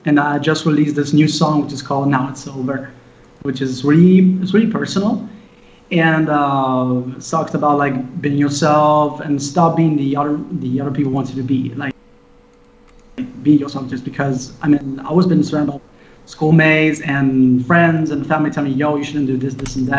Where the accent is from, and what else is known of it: Italy; English is a second language